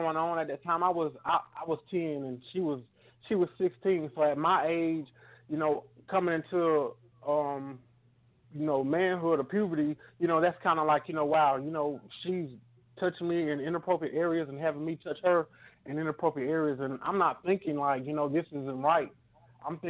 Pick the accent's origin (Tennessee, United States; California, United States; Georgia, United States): Georgia, United States; Augusta; now in Macon, United States; I grew up in Augusta